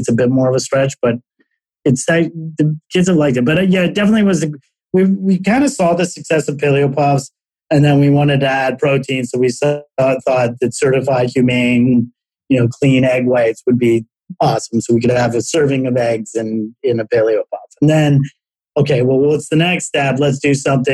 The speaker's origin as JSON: {"language": "English", "town": "Toronto", "region": "Ontario", "country": "Canada", "also_born_or_lived": "Chicago / New York", "moved": "as an adult", "said": "I'm originally from Toronto"}